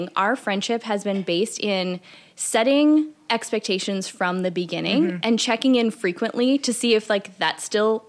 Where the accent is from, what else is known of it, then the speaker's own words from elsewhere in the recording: Midwest, United States; we're both from the Midwest